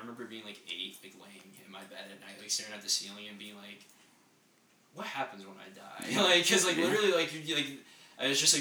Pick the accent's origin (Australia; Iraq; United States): United States; Apex, North Carolina; I was from Apex